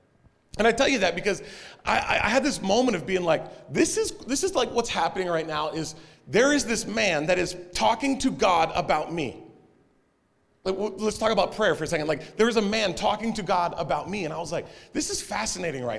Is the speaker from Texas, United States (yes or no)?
yes; Texas, United States; I'm from Texas, and we were a clappy bunch